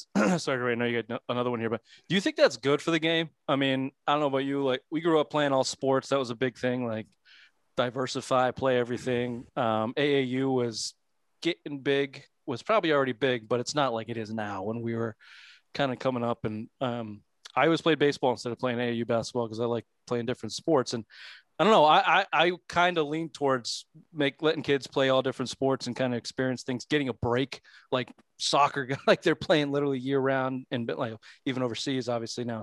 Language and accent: English; New England, United States; we're from New England